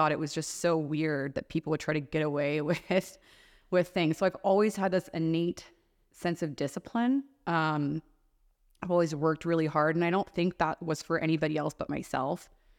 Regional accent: the South, United States; now in Las Vegas, United States; whether that's the East Coast, like we grew up in the South.

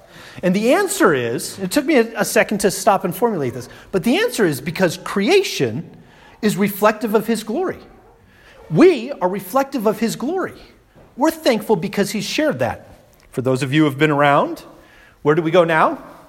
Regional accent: Colorado, United States; moved away as an adult; now in Kansas City, United States; I'm from Colorado. Once I got over the point that I'm not a Colorado, I'm a Coloradan, but I'm not in Colorado anymore.

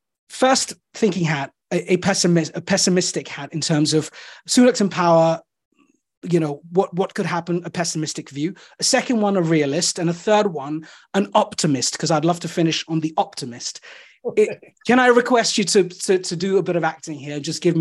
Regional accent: Delhi, India; What village are you from? I said, I'm from Delhi. They're like, Delhi? That's not a village.

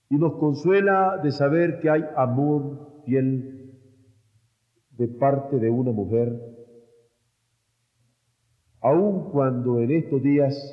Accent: Mexico

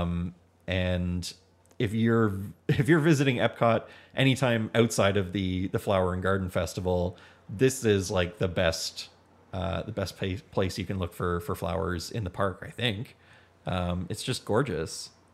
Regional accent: Hamilton, Ontario, Canada; We are from Hamilton, Ontario

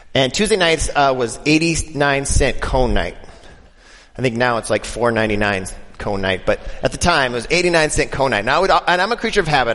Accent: Denver, Colorado, United States; I'm from Denver

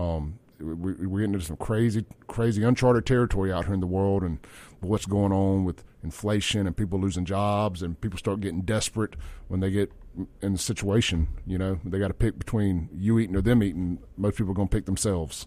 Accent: Simpson County / Rankin County area, Mississippi, United States; my hometown

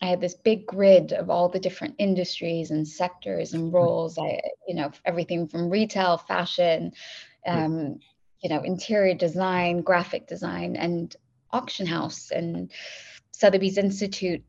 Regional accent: Kuwait; also born or lived in Dubai / Bay Area, California; now in London, United Kingdom; I grew up in Kuwait and I'm half Iranian and half Pakistani

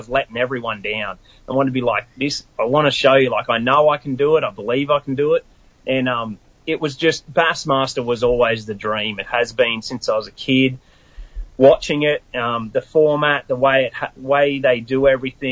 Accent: Queensland, Australia; moved away as an adult; now in United States; My mum has never really left my hometown hardly

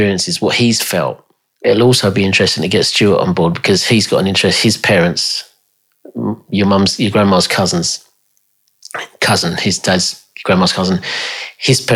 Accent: United Kingdom; accent: clipped English; in Britain, you know, we queue.

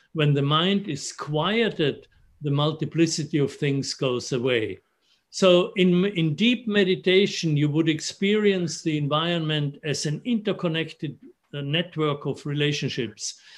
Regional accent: Innsbruck, Tyrol, Austria; moved away; I grew up in Innsbruck in the Austrian Alps, very close to Italy.

